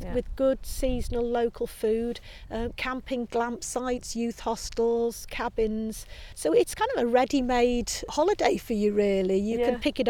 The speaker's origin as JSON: {"language": "English", "area": "Vale of Clwyd", "region": "North Wales", "country": "United Kingdom", "tie": "born or raised there", "also_born_or_lived": "Yorkshire", "said": "I was born in Yorkshire, and then when I was about four we moved to North Wales, to the Vale of Clwyd"}